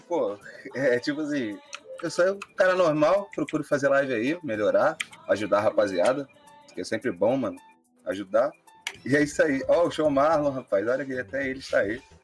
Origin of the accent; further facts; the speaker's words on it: Mesquita, Rio de Janeiro, Brazil; sou nascido e criado na Chatuba de Mesquita